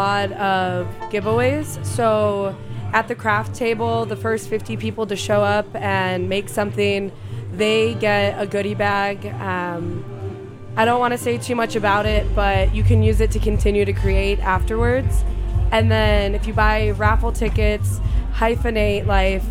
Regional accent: Chicago, Illinois, United States; moved away as an adult; also born or lived in San Francisco Bay Area, United States; I am originally from Chicago, and okay. I'm actually back in Chicago now via the Bay

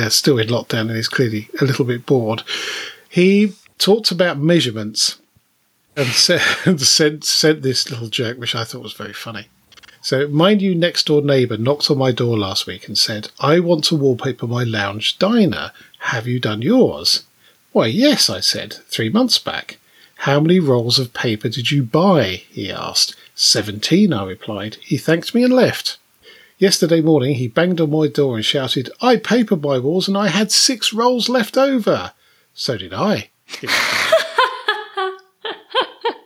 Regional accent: United Kingdom; we are British

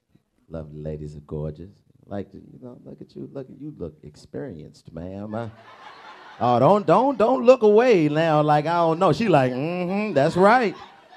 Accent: Nashville, Tennessee, United States; I'm from Nashville, Tennessee.

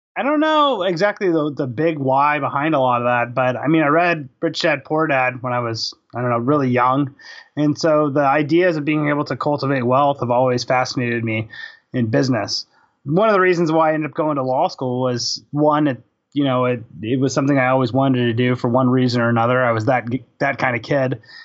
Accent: Houston, Texas, United States; also born or lived in Albany, New York; now in Austin, United States; I'm originally from Houston

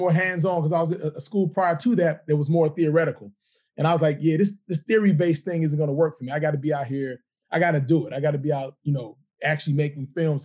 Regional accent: Chicago, Illinois, United States; moved away; growing up in Chicago

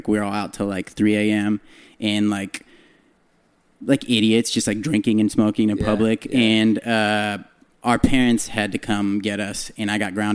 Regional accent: San Jose, California, United States; I'm from the Bay. I'm from San Jose

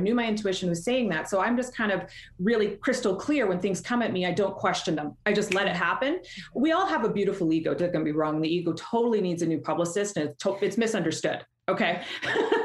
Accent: Canada; accent: Canadian; I'm Canadian, so you're going to hear my accent come out in a couple of ways.

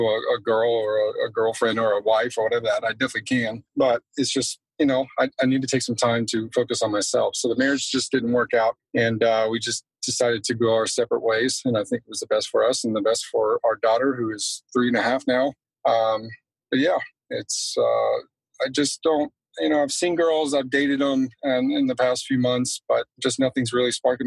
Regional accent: Texas, United States; I was born and raised in Texas

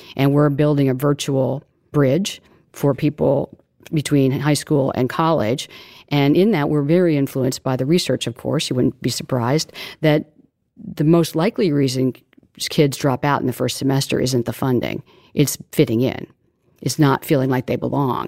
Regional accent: Missouri, United States; We were growing up in Missouri, and my father was a postman

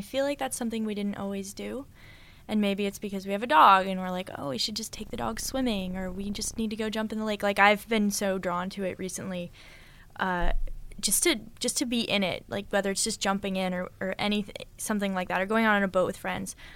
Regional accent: Boulder, Colorado, United States; moved away as an adult; now in California, United States; I'm from Boulder, Colorado, which is a very, like, a very white place

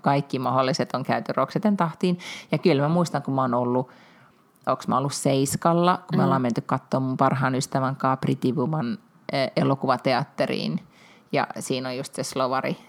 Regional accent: Finland; minä olen Suomesta

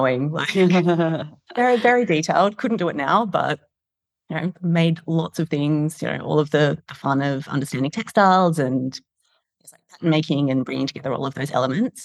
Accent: Perth, Western Australia, Australia; moved away as an adult; also born or lived in London; now in Sydney, Australia; I grew up in Perth

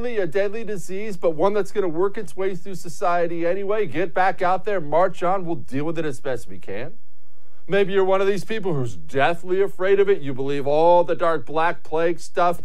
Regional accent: United States; I'm an American.

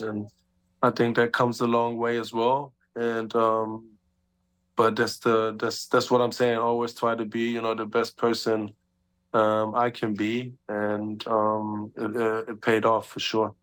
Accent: Germany; born or raised there; moved away as an adult

